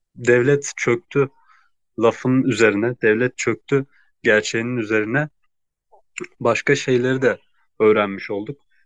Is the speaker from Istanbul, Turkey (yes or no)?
no; Gaziantep, Turkey; Gaziantep'liyim. Ee, ailem de Gaziantep'te